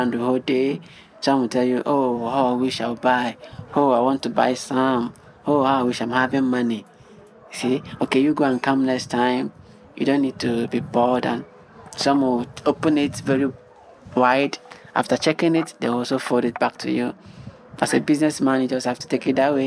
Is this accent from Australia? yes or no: no; Nigeria; also born or lived in Accra, Ghana; now in Kumasi, Ghana; I'm a Nigerian. I'm based here in Ghana